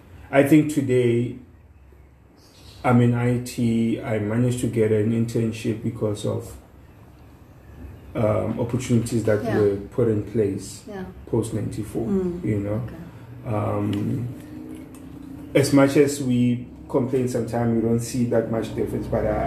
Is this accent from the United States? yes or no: no; Mbalenhle, Mpumalanga, South Africa; I grew up in Mpumalanga, in Mbalenhle, which is in Secunda.